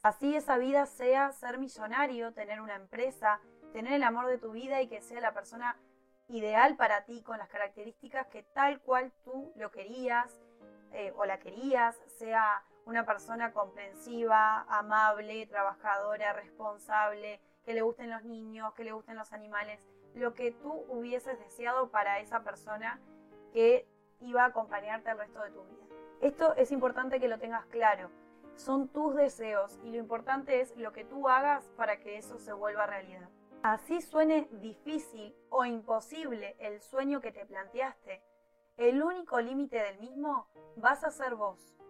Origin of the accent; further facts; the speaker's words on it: Uruguay; en mi país, en Uruguay